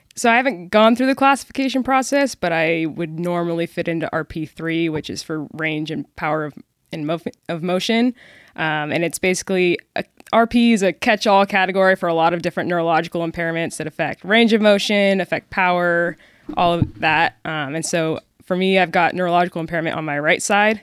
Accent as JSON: {"language": "English", "town": "Seattle", "region": "Washington", "country": "United States", "tie": "born or raised there", "also_born_or_lived": "Dallas, Texas", "moved": "as an adult", "lives_now": "Frisco, Texas, United States", "said": "I grew up in the Seattle area, suburbs, Spanish, Washington. Moved down to D F W for college"}